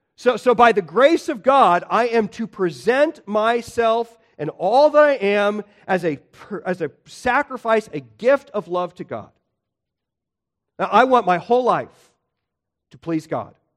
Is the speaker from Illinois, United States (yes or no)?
yes; Illinois, United States; I grew up in Illinois